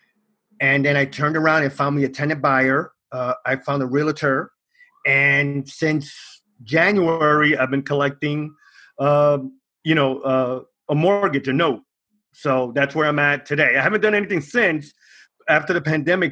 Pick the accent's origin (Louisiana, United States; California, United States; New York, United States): New York, United States; New York City; I'm from New York City. I lived here all my life.